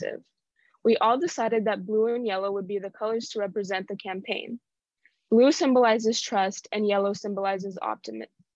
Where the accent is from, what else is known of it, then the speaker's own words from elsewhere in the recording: Albuquerque, New Mexico, United States; I come from Albuquerque